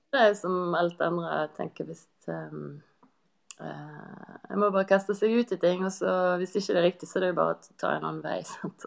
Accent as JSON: {"language": "Norwegian", "area": "Kvinnherad", "region": "Vestland", "country": "Norway", "tie": "born or raised there", "said": "i heimkommunen min, Kvinnerad, like ved Bergen"}